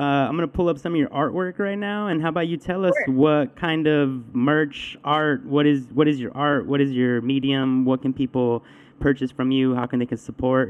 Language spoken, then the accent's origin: English; Huntington Park, California, United States; I'm from Huntington Park, so we're neighbors, and I spend a lot of time in Southgate in my younger days